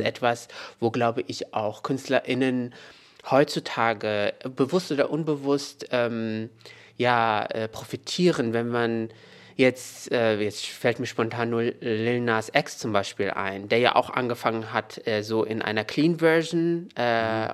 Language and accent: German; Meknes, Fès-Meknès, Morocco; moved away; in Meknes, da wo ich aufgewachsen bin